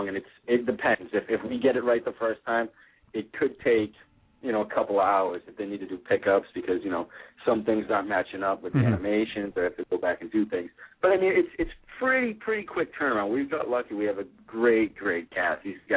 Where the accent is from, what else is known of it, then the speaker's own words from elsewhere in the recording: Boston, Massachusetts, United States; I'm from the Boston area. I live in Boston right now